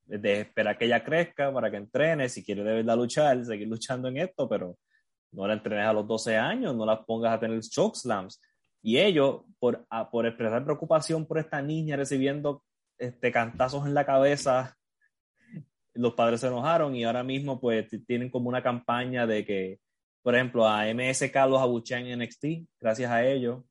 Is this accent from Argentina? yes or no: no; Puerto Rico; accent: Puerto Rican Spanish; como dicen aquí en español puertorriqueño